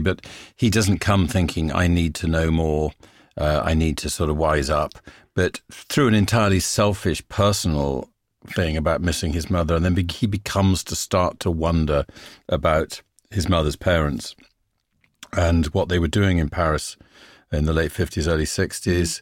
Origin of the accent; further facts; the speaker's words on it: England, United Kingdom; being English